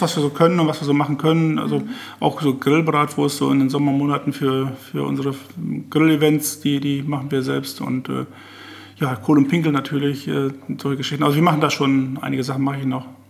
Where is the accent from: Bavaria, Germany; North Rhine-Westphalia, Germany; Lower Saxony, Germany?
Lower Saxony, Germany; Visbek; Fisbeck ist natürlich meine Heimatstadt, da bin ich geboren, da habe ich mein Leben verbracht, da arbeite